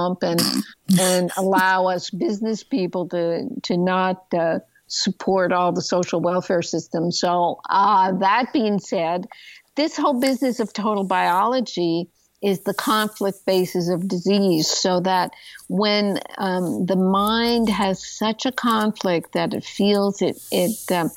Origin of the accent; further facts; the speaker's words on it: Canada; moved away as an adult; also born or lived in Montreal, Canada; now in United States; I used to be a Canadian. I'm an American now.